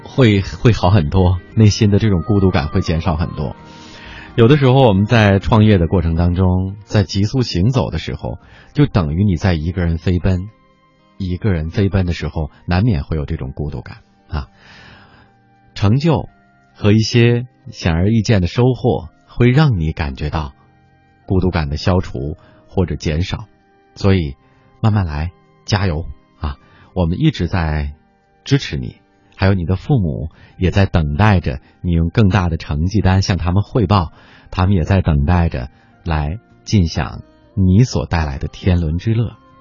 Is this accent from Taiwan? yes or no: no; China; 按我们中国人的传统来说吧